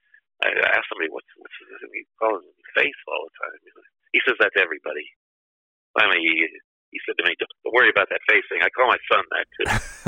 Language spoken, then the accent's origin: English; Miami, Florida, United States; I told him I was from Miami.